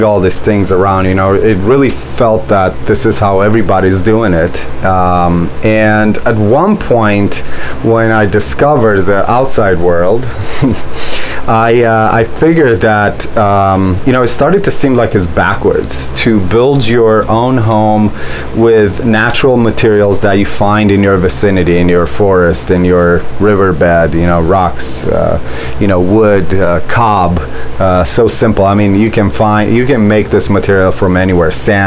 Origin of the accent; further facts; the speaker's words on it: Romania; also born or lived in Orange County, California / San Diego County, California; now in Anza, United States; I was born and grew up in Romania in an environment where we grew all of our food.